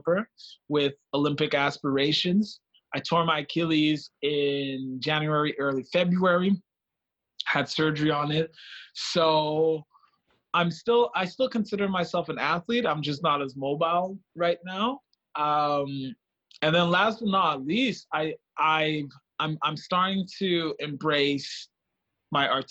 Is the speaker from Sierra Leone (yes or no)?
yes; Freetown, Western Area, Sierra Leone; also born or lived in Manitoba, Canada; now in Winnipeg, Canada; Originally from Freetown, Sierra Leone. I always add that because I think it's a large part of my identity. I'm Canadian.